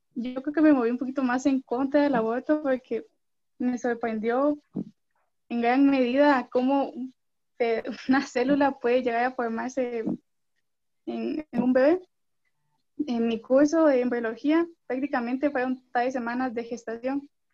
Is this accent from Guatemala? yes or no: yes; Guatemala City, Guatemala Department, Guatemala; soy de Guatemala, la ciudad